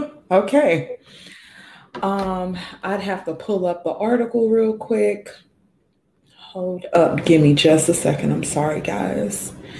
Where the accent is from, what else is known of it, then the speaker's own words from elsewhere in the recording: Mississippi, United States; I grew up in Mississippi, right?